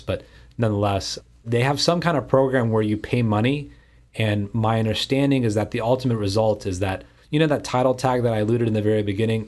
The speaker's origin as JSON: {"language": "English", "town": "Houston", "region": "Texas", "country": "United States", "tie": "born or raised there", "said": "in Houston, my hometown here"}